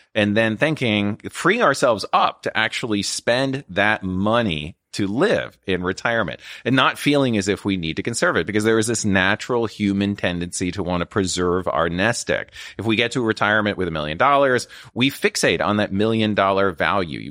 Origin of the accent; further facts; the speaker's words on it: Midwest, United States; moved away; growing up in the Midwest